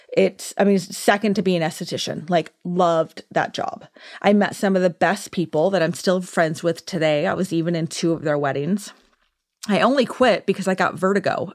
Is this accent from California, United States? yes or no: yes; Orange County, California, United States; also born or lived in Downey, California; I was born and raised in California, technically born in Downey, which I, is like L A, but always lived in Orange County